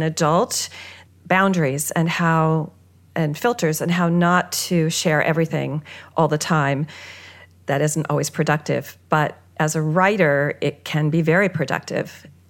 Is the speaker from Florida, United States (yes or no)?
no; California, United States; I'm a child of the 60s and 70s. I was brought up in California with that kind of, you know, I did the EST training